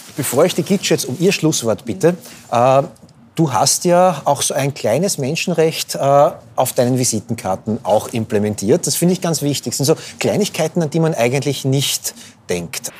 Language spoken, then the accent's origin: German; Austria; als Österreicher